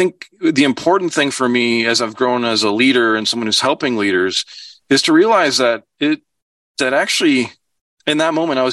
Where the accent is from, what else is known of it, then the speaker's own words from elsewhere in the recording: Chicago, Illinois, United States; I grew up in Chicago.